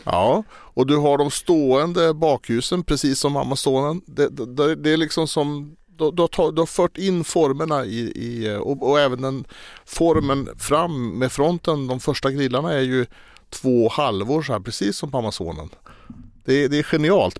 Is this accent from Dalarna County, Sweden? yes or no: yes; Falun, Dalarna County, Sweden; Falun där jag är uppväxt